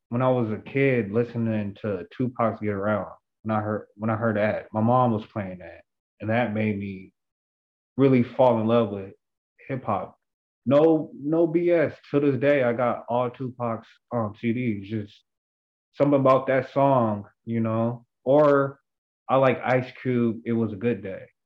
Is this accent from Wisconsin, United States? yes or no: no; Seattle, Washington, United States; I'm from Seattle, Washington